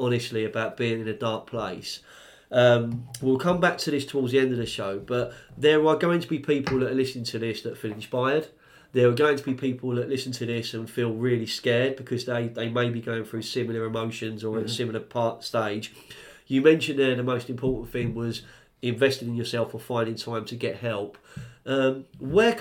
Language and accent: English; London, United Kingdom; I grew up on the Fulham Road and I actually grew up a 10-minute walk from Stamford Bridge.